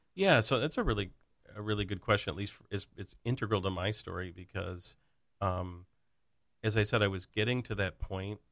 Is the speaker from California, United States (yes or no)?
no; Plainwell, Michigan, United States; also born or lived in Lake Orion, Michigan; I grew up in a little town called Plainwell, Michigan